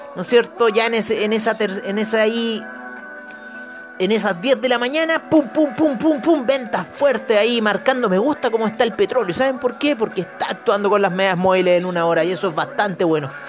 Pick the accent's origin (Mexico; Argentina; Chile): Chile; como chilenos